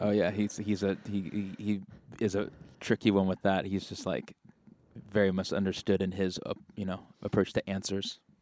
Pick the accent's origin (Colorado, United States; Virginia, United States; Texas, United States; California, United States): California, United States; Marin County; I'm from Marin County